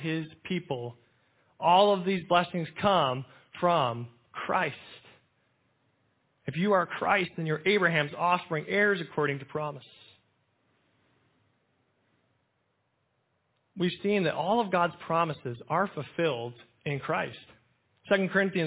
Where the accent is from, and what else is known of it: United States